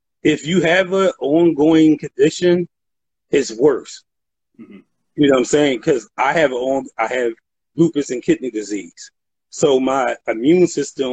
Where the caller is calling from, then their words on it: Philadelphia, Pennsylvania, United States; Philadelphia, Pennsylvania.